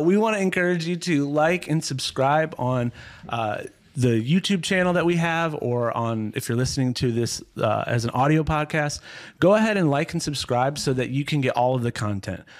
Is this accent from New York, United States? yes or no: no; Ohio, United States; I grew up in Ohio, not quite as cold as, as Minnesota